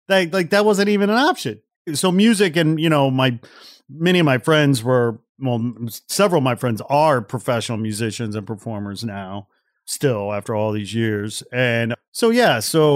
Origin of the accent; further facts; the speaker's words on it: outside Chicago, Illinois, United States; moved away; also born or lived in Gary, Indiana; back in the Midwest where I'm from, you know, cause I was born in Gary, Indiana, and I grew up outside Chicago.